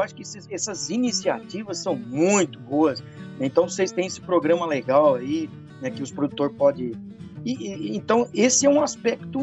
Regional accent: Rondon, Paraná, Brazil; moved away; also born or lived in Curitiba; eu venho lá do norte do Paraná, eu venho de uma cidadezinha chamada Rondon

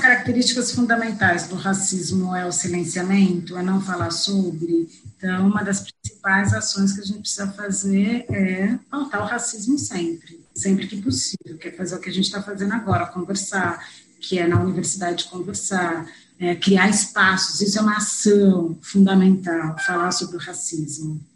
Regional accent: São Paulo, Brazil; Eu sou de São Paulo, São Paulo é um estado

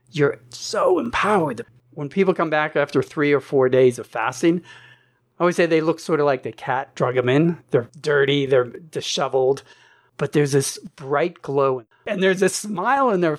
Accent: East Coast, United States; And I grew up on the East Coast. I said, no, nah, I'm done with the East Coast.

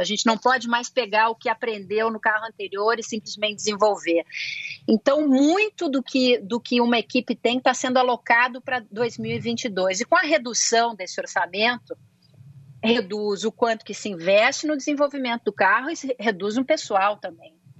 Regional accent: Porto Alegre, Rio Grande do Sul, Brazil; accent: gauchês; moved away; eu posso falar bastante meu gauchês aqui

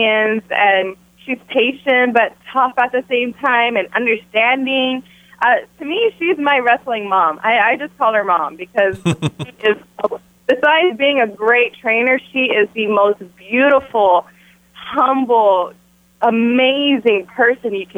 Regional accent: Texas, United States; moved away; I'm in Texas. I came to Texas for this premiere, just to be here in my hometown

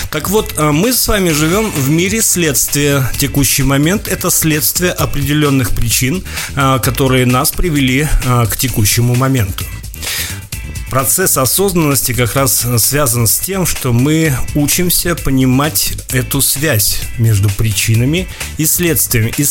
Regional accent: Karaganda, Karaganda Region, Kazakhstan; Так вот, Караганда – это мой родной город. Кстати, шахтерская столица Казахстана.

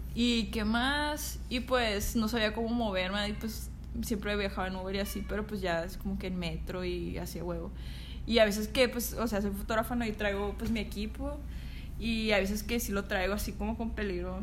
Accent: Sinaloa, Mexico; now in Mexico City, Mexico; Soy de Sinaloa.

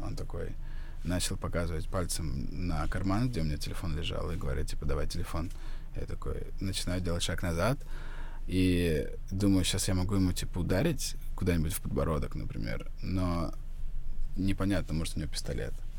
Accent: Ryazan, Ryazan Oblast, Russia; moved away as an adult; now in Georgia; я из Рязани

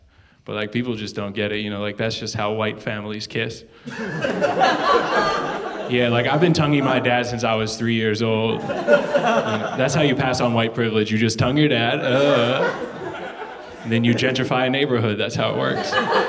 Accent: Canada; moved away; Because I moved from Canada, they're like, you can have this for free.

